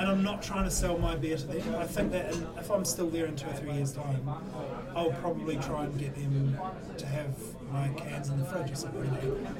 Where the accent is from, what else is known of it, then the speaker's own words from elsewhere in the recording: New Zealand; moved away as an adult; now in United Kingdom; I came from New Zealand